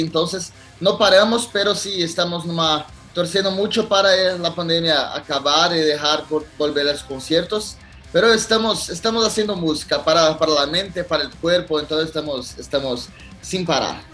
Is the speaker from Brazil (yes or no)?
yes; Brazil; Es un país muy grande